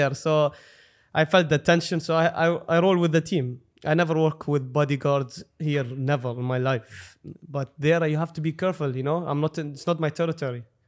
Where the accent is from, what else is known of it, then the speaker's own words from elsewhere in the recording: Dubai, United Arab Emirates; I'm from Dubai